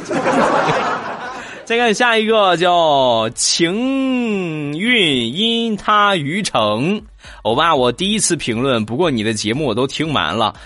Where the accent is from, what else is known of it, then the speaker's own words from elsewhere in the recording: Shandong, China; 我都是山东人好几十年了